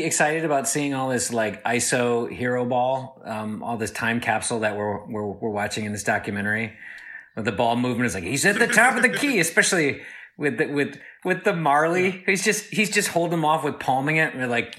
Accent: Flint, Michigan, United States; now in Arizona, United States; I was born in Michigan, and I'm from Flint, and we moved out to Arizona in 1982. So I still rooted for the Pistons.

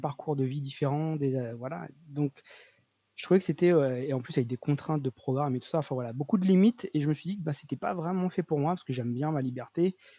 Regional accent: Réunion; je viens de La Réunion, donc une petite île dans l'océan Indien.

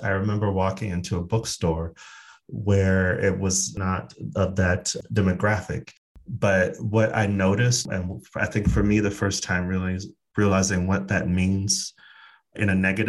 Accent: Phoenix, Arizona, United States; I'm from Phoenix, Arizona.

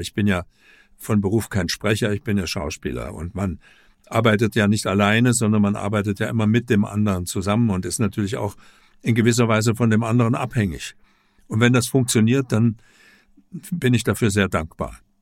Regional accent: Leipzig, Saxony, Germany; ich stamme ja aus Leipzig, aus der DDR

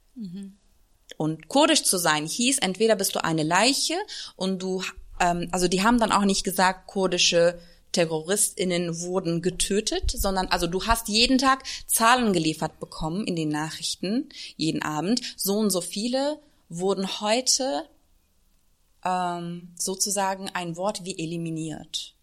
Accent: Turkey; German is a second language; now in Germany; ich bin in der Türkei äh, zur Schule gegangen

